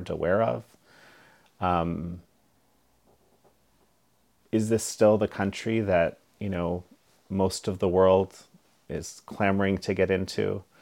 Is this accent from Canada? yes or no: yes; Canada; as a Canadian